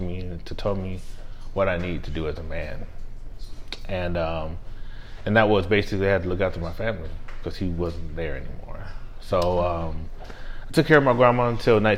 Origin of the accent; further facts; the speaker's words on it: El Paso, Texas, United States; I was born and raised in El Paso, Texas, to a military family